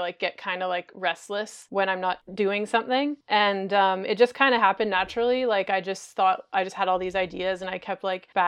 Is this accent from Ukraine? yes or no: no; Montreal, Quebec, Canada; I'm from Montreal, which is kind of like the home of circus.